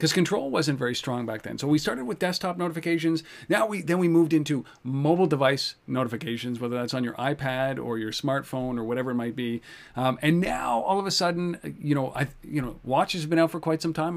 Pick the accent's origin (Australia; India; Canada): Canada; I'm Canadian